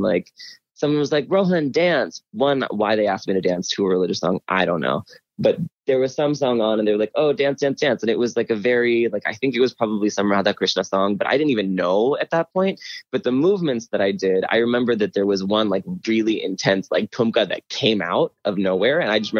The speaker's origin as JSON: {"language": "English", "town": "Pittsburgh", "region": "Pennsylvania", "country": "United States", "tie": "born or raised there", "said": "when I was growing up in Pittsburgh"}